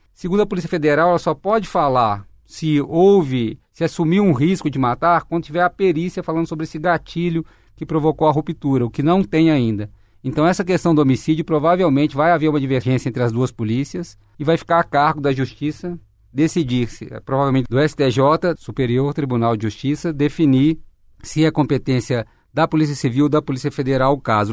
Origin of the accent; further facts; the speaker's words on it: Minas Gerais, Brazil; todos nós que nascemos em Minas Gerais